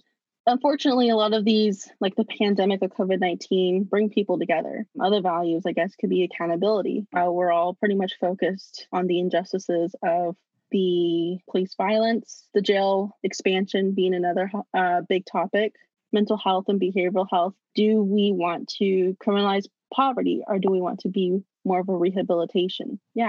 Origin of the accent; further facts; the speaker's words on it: Navajo Nation, United States; And I say this because I'm Navajo from the Navajo Nation, and we have the highest cases.